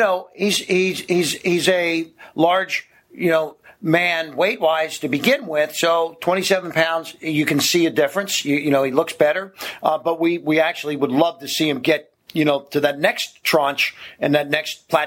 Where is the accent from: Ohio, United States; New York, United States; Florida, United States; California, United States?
Ohio, United States; moved away; I'm from Ohio originally, and it would get really cold in the winter